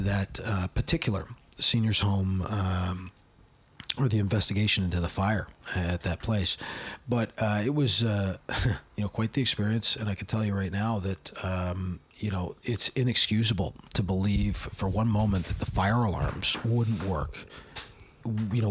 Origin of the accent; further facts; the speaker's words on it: Hamilton, Ontario, Canada; she's from my hometown